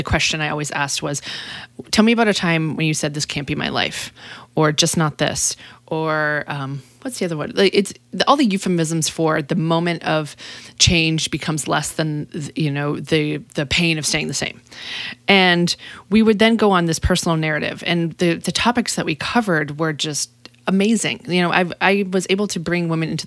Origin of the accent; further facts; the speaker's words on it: Massachusetts, United States; moved away as an adult; also born or lived in Austin, Texas; now in Texas, United States; I'm from Massachusetts